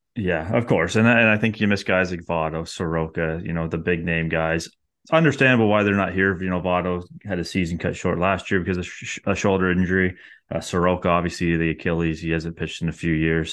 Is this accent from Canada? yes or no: yes; Canada; as a Canadian baseball fan